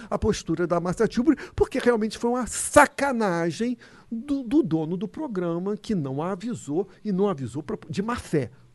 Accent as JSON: {"language": "Portuguese", "region": "Rio de Janeiro", "country": "Brazil", "tie": "born or raised there", "said": "Eu sou carioca"}